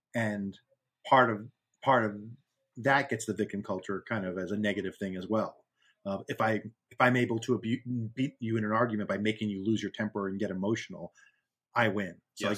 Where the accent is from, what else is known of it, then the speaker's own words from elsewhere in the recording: Boston, Massachusetts, United States; I'm from Boston. From Massachusetts, I have 100 of them.